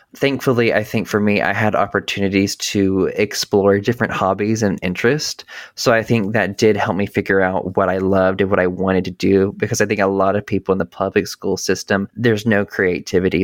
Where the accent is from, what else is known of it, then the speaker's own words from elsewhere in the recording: North Carolina, United States; I grew up in North Carolina